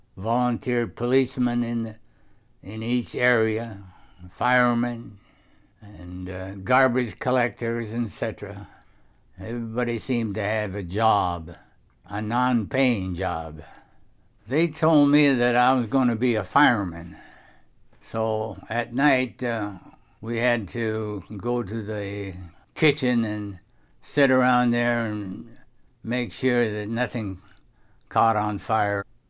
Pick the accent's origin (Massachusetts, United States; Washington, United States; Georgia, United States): Washington, United States; Sumner; they're going right by my hometown